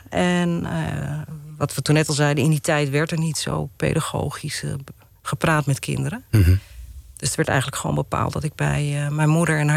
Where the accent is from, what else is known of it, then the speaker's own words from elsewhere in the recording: Amsterdam, North Holland, Netherlands; ben opgegroeid in Amsterdam-Oost.